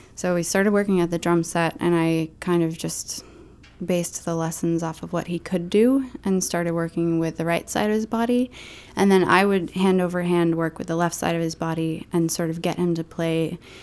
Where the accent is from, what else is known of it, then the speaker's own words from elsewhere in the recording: Maine, United States; also born or lived in New York; I'm from Maine